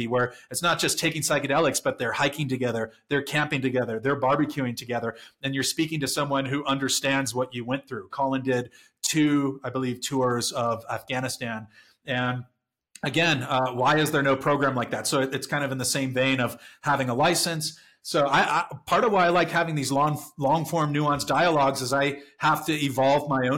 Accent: San Diego, California, United States; Growing up in San Diego, we've got like 3 military bases

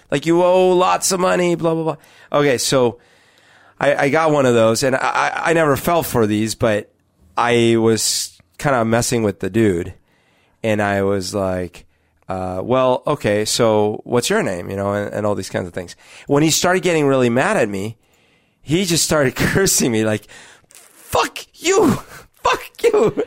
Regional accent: Colombia; now in Seattle, United States; when I was growing up in Colombia

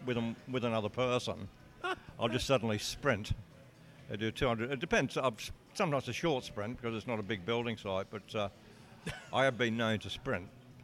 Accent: New South Wales, Australia; I'm in South Wales, and that's pretty ironic, because back home I come from New South Wales

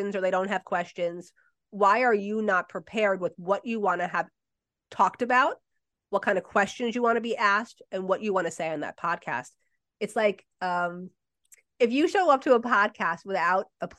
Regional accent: New Jersey, United States; I'm from Jersey

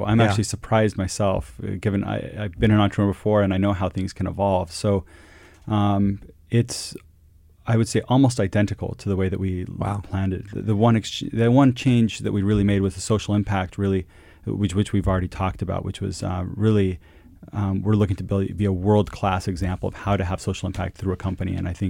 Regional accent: Quito, Pichincha, Ecuador; You know, growing up in Latin America, and it's always had special meaning to me. My school, the international school I went to as a kid, and living in Quito, Ecuador, was called Cotopaxi.

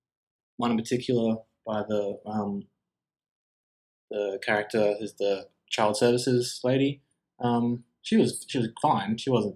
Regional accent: Australia

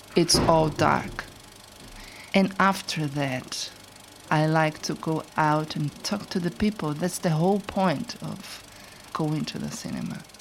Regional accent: Brazil; moved away as an adult; also born or lived in Sao Paulo; now in London, United Kingdom; I had done everything I had to do in Brazil regarding work and my personal life in these 37 years.

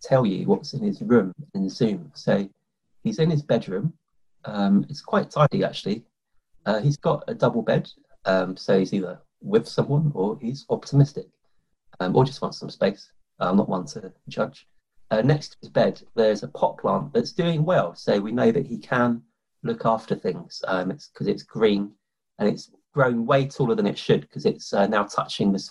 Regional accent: London, United Kingdom; I grew up in London

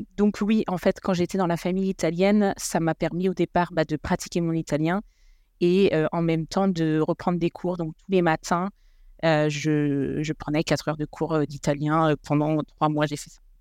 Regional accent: France; moved away as an adult; now in Italy; en tant que Français

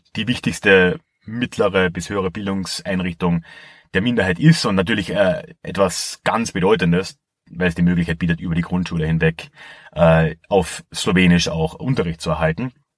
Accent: Carinthia, Austria; als ich hier aufgewachsen bin

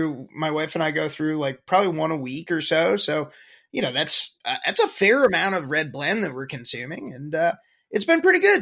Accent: suburban New Jersey, United States; moved away as an adult; also born or lived in Charleston, South Carolina; I moved from Charleston, South Carolina up to suburban New Jersey, which is where I grew up. I'm actually living with my parents at the ripe old age of 33.

